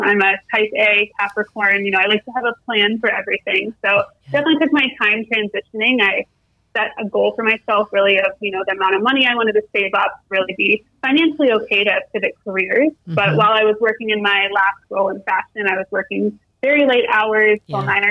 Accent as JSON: {"language": "English", "region": "Ohio", "country": "United States", "tie": "born or raised there", "also_born_or_lived": "New York City", "moved": "as an adult", "said": "I grew up in Ohio."}